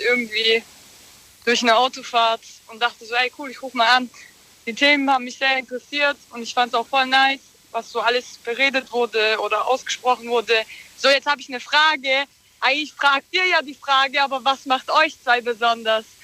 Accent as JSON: {"language": "German", "town": "Stuttgart", "region": "Baden-Württemberg", "country": "Germany", "said": "ich komme aus Stuttgart"}